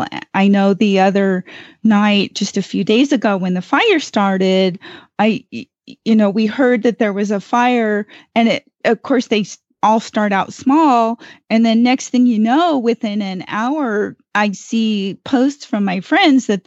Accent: Ventura, California, United States; now in Gardnerville, United States; I grew up in Ventura, which is about, 50 to 70 miles north of Los Angeles, and we're right on the coast of California

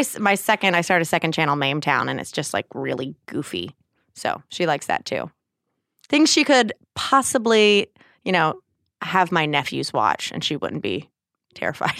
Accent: North Carolina, United States; also born or lived in New Jersey; I was actually born in New Jersey and moved to North Carolina when I was seven

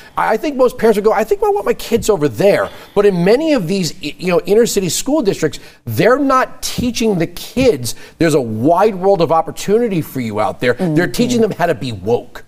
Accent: New York, United States; I grew up in New York

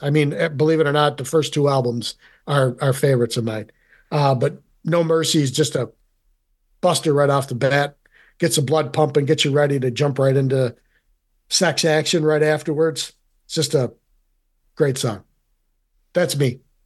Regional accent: Rome, New York, United States; being from central New York, I am originally from Rome

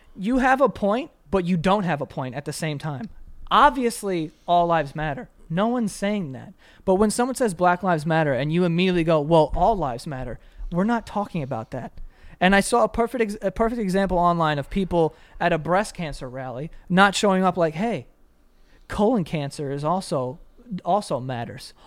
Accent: New York City, New York, United States; I grew up in Queens

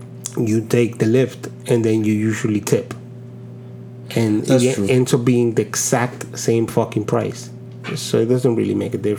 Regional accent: Santo Domingo, Distrito Nacional, Dominican Republic; I'm from Santo Domingo

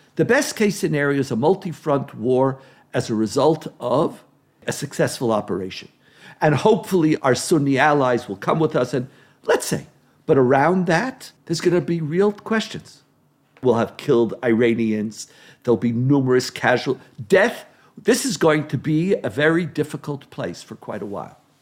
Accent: Israel; I grew up in Israel where existential threats were part of what we lived with all the time

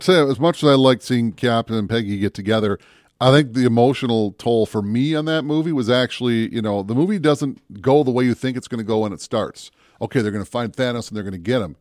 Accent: Minneapolis, Minnesota, United States; also born or lived in Brainerd, Minnesota; I grew up down in the Twin Cities, and I spent a lot of time in the Northwoods, especially in the Brainerd area

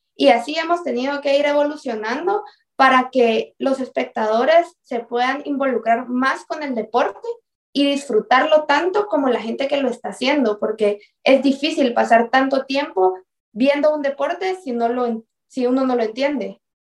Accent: Guatemala; nosotros como guatemaltecos

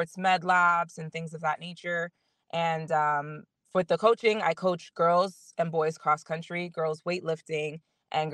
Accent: Florida, United States; also born or lived in Miami; I moved back home from Miami.

